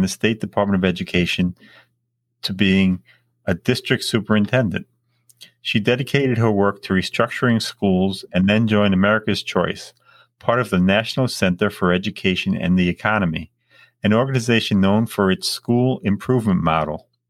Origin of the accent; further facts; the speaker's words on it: Long Island, New York, United States; also born or lived in Brooklyn, New York; I was born and raised in Long Island, New York